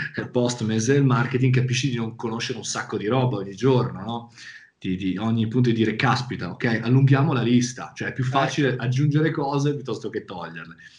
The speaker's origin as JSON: {"language": "Italian", "area": "province of Milan", "region": "Lombardy", "country": "Italy", "accent": "Milanese", "said": "vivere in una zona che è la provincia di Milano, come sentirà dal mio accento"}